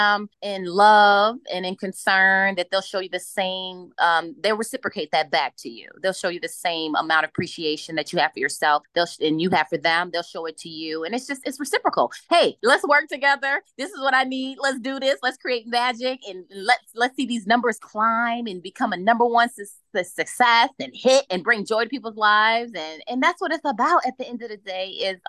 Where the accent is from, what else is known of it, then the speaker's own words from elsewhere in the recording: Chicago, Illinois, United States; I'm from Chicago. We make it happen. We make it happen. We love to work. I think it's a work ethic here when you're raised in Chicago in the Midwest